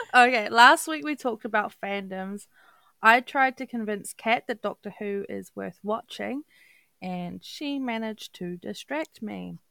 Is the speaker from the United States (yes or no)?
no; New Zealand; also born or lived in Auckland; now in Dunedin, New Zealand; I, am Kiwi Kiwi through and through